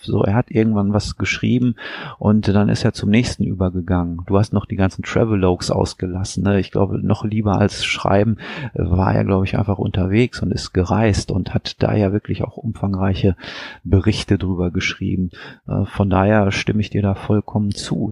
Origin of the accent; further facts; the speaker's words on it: Weserbergland, Lower Saxony, Germany; moved away; meine Heimat, das Weserbergland